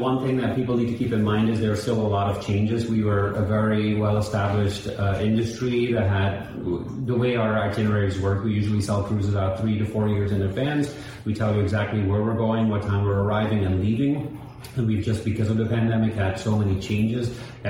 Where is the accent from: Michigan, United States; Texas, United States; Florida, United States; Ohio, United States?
Florida, United States; Miami; Even during the pandemic, we're from Miami. We know what was going on.